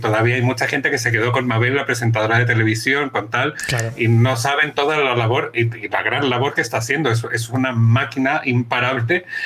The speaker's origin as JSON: {"language": "Spanish", "country": "Chile", "moved": "yes", "lives_now": "Spain", "said": "Soy chileno, tengo 44 años, estoy casado"}